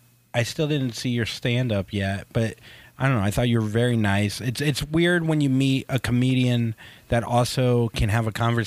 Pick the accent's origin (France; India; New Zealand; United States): United States; the South; So, and you're from the South. I'm also from the South.